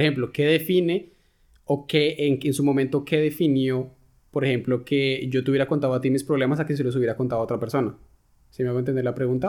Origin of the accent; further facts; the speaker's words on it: Colombia; moved away as an adult; now in Germany; lo que yo he vivido, lo que se puede vivir en, Colombia